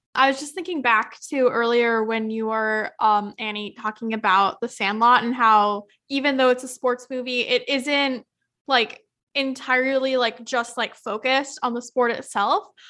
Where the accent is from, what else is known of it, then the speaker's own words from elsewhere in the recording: Yakima, Washington, United States; my hometown, Yakima